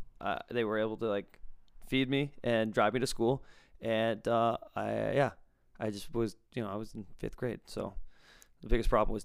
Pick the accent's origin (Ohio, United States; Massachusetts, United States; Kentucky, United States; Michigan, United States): Massachusetts, United States; also born or lived in Netherlands / California; Now, I grew up here in Massachusetts, then lived in the Netherlands, then flew to California, then moved back here within like 8 or 9 years.